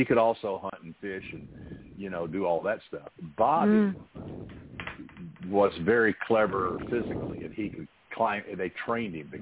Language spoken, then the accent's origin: English; the South, United States; I grew up in the South